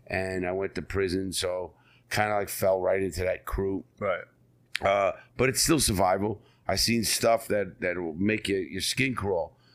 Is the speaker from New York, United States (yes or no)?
yes; New York City, New York, United States; I was born and raised in the Bronx, New York